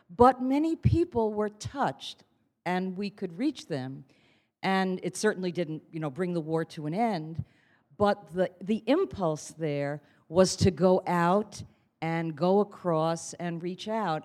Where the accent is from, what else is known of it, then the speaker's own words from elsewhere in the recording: New York City, New York, United States; I come from Queens